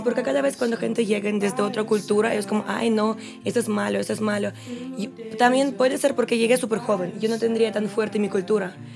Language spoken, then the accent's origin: Spanish; Russia; Spanish is a second language; moved away as an adult; soy rusa